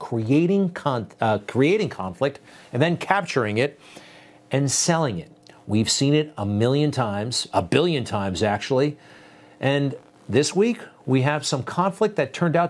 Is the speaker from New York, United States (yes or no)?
yes; New York City, New York, United States; it's my hometown paper. I kind of grew up on it